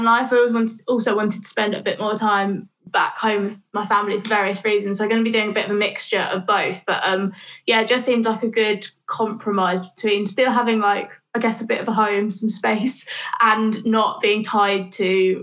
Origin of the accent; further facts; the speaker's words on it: Northampton, East Midlands, United Kingdom; now in Bristol, United Kingdom; I grew up there, in the middle of the Midlands, just in a pretty normal town, to be honest. There's not really much going on in Northampton